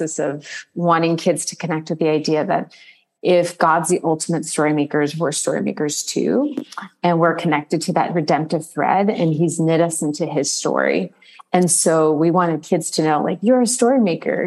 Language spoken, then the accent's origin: English; Arizona, United States; now in New York City, United States; I'm originally from Arizona, but I live in New York City.